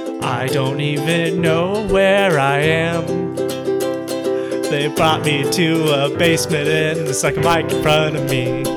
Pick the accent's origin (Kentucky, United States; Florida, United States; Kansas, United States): Kansas, United States; Wichita; I've lived in Wichita my whole life.